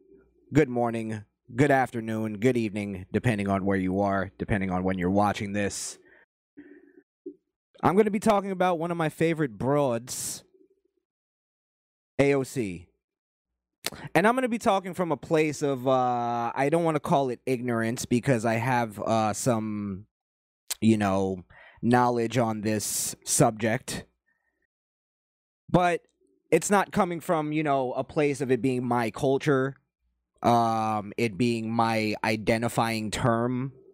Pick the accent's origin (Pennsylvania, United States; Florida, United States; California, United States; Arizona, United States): Florida, United States; also born or lived in New York; growing up in South Florida and also growing up in New York, you're going to have a lot of Hispanic friends.